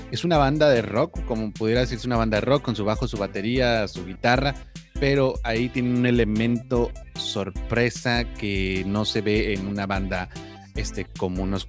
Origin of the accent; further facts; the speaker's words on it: Monterrey, Nuevo León, Mexico; pero a la vez estoy representando a mi, mi tierra, a mi Monterrey querido.